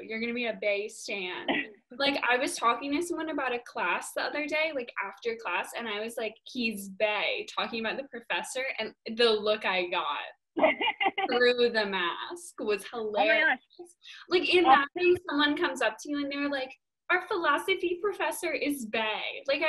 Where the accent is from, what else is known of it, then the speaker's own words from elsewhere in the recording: United Kingdom; accent: British; adding out my British accent.